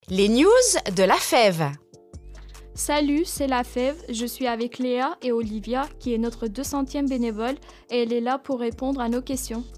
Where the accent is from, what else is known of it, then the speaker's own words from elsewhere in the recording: Wilson, Grand Est, France; also born or lived in Cernay / quartier Europe (likely Reims); j'ai grandi à Wilson, euh, puis ensuite j'ai déménagé à Cernay, près du quartier Europe, et j'ai été scolarisée là-bas